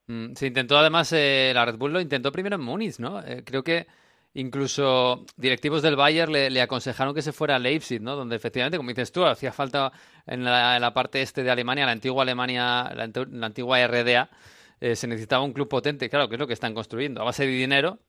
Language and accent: Spanish; Basque Country, Spain; a mi tierra, a Euskadi